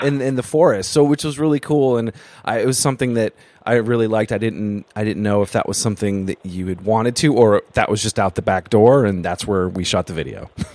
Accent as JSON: {"language": "English", "region": "Vermont", "country": "United States", "tie": "born or raised there", "moved": "yes", "lives_now": "New York City, United States", "said": "I live in New York City, but I grew up in Vermont."}